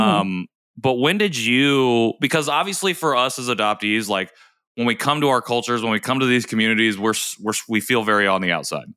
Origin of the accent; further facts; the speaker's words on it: Indiana, United States; I grew up here in Indiana